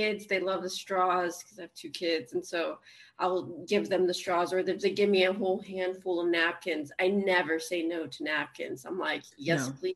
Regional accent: Austin, Texas, United States; also born or lived in Laredo, Texas; now in Florida, United States; I was born in Laredo, and then I grew up in Austin

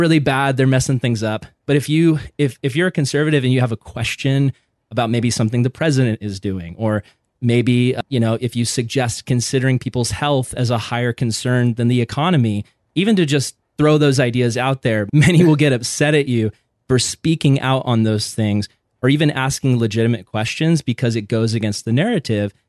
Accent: Vista, California, United States; I grew up in Vista, California.

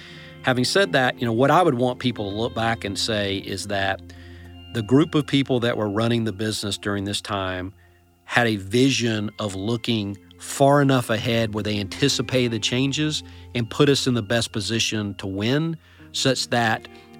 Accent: Atlanta, Georgia, United States; So I'm actually from the Atlanta metro area, I would say.

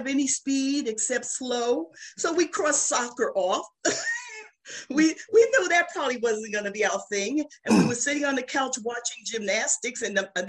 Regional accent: New Jersey, United States; I'm from New Jersey

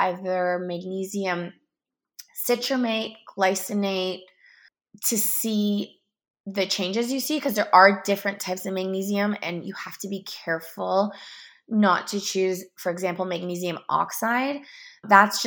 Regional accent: Canada; also born or lived in Toronto; I'm from Canada

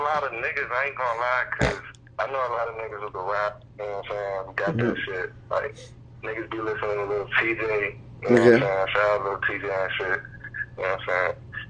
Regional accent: New York City, New York, United States; now in Maryland, United States; Shit, I'm from Bronx, New York.

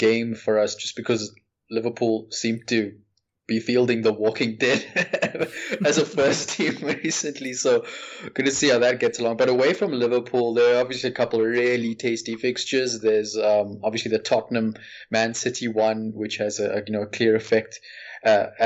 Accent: South Africa; you know what it's like here in South Africa. I'm from South Africa

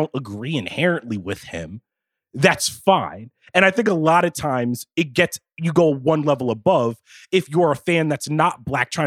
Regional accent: the North, United States; We're all from the North

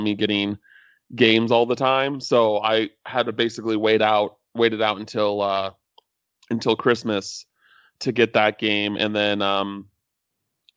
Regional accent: Las Vegas, Nevada, United States; I grew up in Vegas

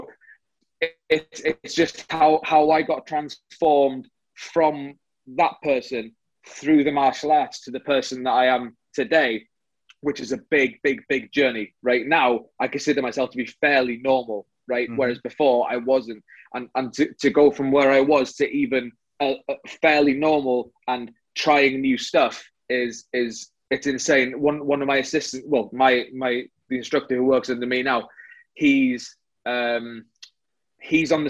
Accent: North Wales, United Kingdom; I'm from North Wales

